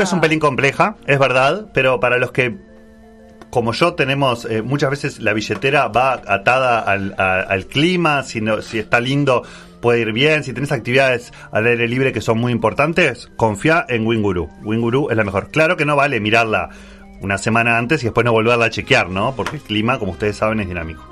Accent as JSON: {"language": "Spanish", "region": "Montevideo", "country": "Uruguay", "said": "como montevideano"}